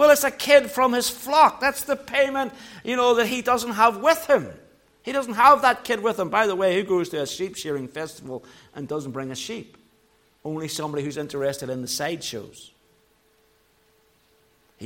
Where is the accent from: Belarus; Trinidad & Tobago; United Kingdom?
United Kingdom; Belfast, Northern Ireland; I grew up in Belfast